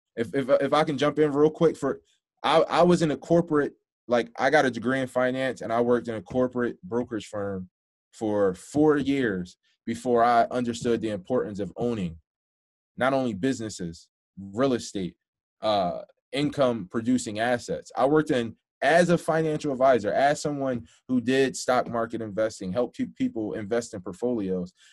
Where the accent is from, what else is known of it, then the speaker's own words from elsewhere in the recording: Philadelphia, Pennsylvania, United States; I'm from Philadelphia, so um, I'm not from like the worst part, you know, in the world, but you know, definitely from lower income